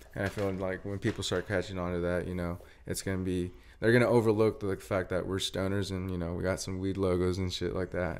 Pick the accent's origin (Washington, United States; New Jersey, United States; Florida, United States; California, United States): Washington, United States; Brewster; moved away as an adult; also born or lived in Wenatchee, Washington; now in Spokane, United States; I'm a twenty-four-year-old from, uh, Brewster, Washington